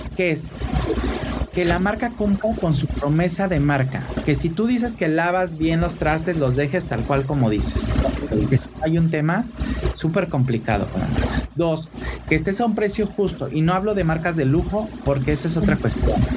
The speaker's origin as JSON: {"language": "Spanish", "town": "Acapulco", "region": "Guerrero", "country": "Mexico", "moved": "yes", "lives_now": "Mexico City, Mexico", "said": "Acapulco es mi tierra es mi pueblo, es, es, es, es está mi esencia"}